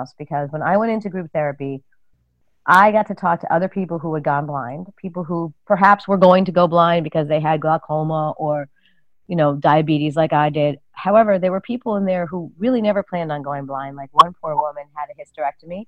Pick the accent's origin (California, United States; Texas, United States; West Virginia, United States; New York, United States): New York, United States; New York City; moved away as an adult; also born or lived in rural Massachusetts; I'm originally from New York City